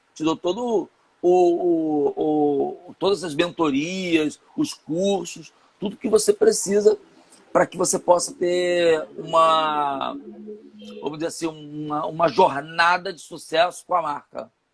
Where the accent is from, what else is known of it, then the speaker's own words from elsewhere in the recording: São Gonçalo, Rio de Janeiro, Brazil; Eu sou de São Gonçalo, é, então aqui do, no, no, Rio de Janeiro